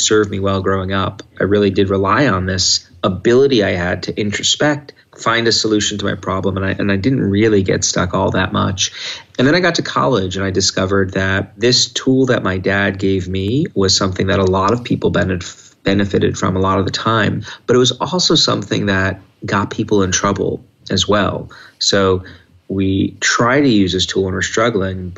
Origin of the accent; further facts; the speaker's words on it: New York, United States; when I was a little kid and growing up in New York